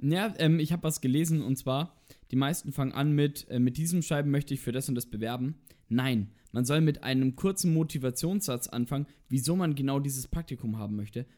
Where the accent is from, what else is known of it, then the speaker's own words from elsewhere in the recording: Roth, Bavaria, Germany; also born or lived in Nuremberg; Ich bin geboren in Nürnberg und bin dann in Roth aufgewachsen, also gleich in der Nähe.